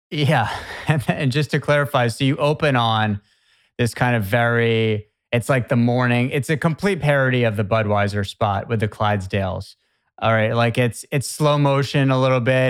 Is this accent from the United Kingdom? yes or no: no; Boston area, Massachusetts, United States; I'm from the Boston area